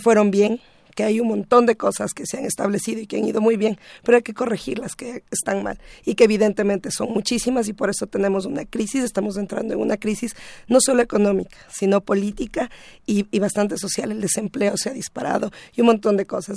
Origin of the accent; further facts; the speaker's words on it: Ecuador; soy ecuatoriano